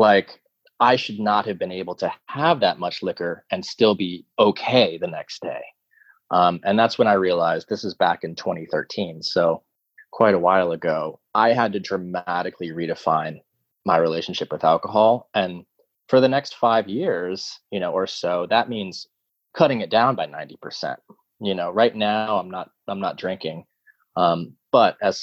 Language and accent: English; Tulsa, Oklahoma, United States; moved away; also born or lived in New York City; since I was a kid growing up in Tulsa, Oklahoma